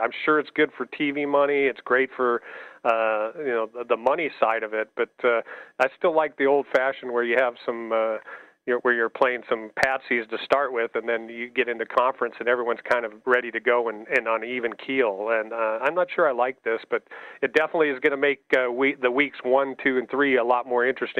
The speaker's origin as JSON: {"language": "English", "region": "Nebraska", "country": "United States", "moved": "yes", "lives_now": "Las Vegas, United States", "said": "I went to Nebraska. I'm from Nebraska."}